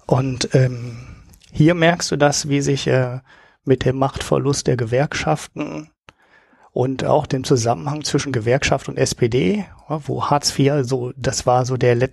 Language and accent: German; Oberhausen, North Rhine-Westphalia, Germany; Aus Oberhausen, aus dem Ruhrpott.